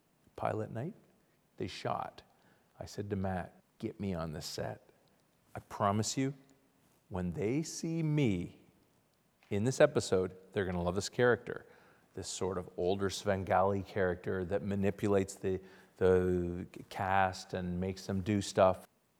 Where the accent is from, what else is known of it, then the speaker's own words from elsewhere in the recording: Ottawa, Ontario, Canada; So I went to a school in Ottawa, Ontario, Canada. I'm Canadian.